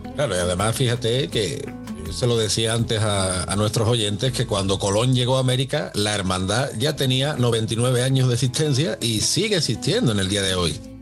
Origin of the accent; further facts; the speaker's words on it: Seville, Andalusia, Spain; para los que somos de, Sevilla